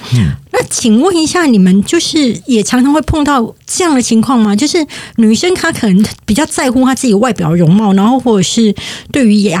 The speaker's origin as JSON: {"language": "Chinese", "region": "Kaohsiung", "country": "Taiwan", "said": "那洗牙的时候，我当时是一个从高雄上来的人。"}